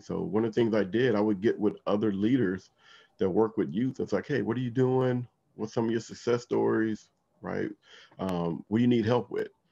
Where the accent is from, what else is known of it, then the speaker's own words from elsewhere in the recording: Compton, California, United States; now in Washington, D.C. area, United States; I grew up in uh, Compton, California